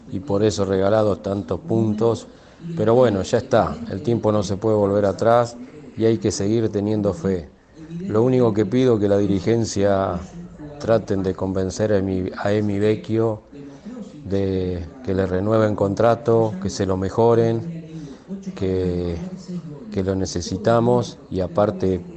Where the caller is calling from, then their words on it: Navarro, Buenos Aires Province, Argentina; de Navarro, provincia de Buenos Aires.